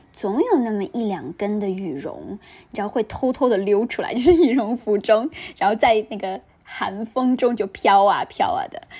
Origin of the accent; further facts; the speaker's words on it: northern China, China; now in Shanghai, China; 作为一个北方人